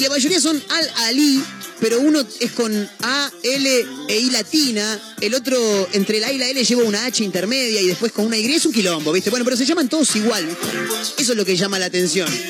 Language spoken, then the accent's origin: Spanish; Argentina; nosotros los argentinos